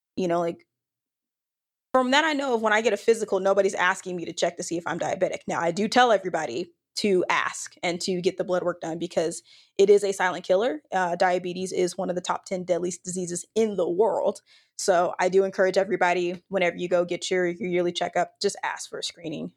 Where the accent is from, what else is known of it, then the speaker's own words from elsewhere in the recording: Dallas-Fort Worth area, Texas, United States; now in Austin, United States; born and raised in Texas, from the Dallas-Fort Worth area.